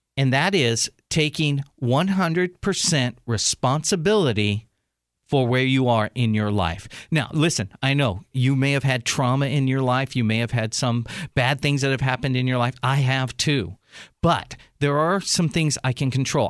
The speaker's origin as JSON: {"language": "English", "town": "San Diego", "region": "California", "country": "United States", "tie": "born or raised there", "said": "San Diego, my hometown"}